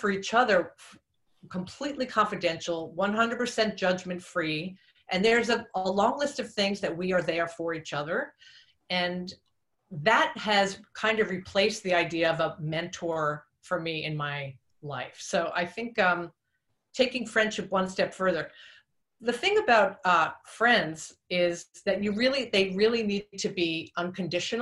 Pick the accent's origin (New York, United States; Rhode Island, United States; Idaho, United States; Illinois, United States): New York, United States; Long Island; I'm from Long Island, New York.